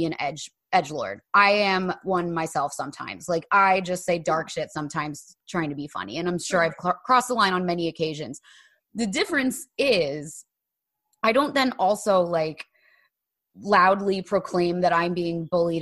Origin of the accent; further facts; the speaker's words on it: New Jersey, United States; we grew up in New Jersey